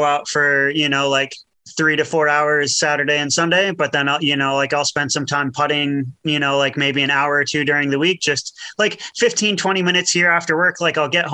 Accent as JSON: {"language": "English", "country": "United States", "tie": "born or raised there", "moved": "yes", "lives_now": "New Zealand", "said": "I grew up in the States and, you know, like was in the States most of my life"}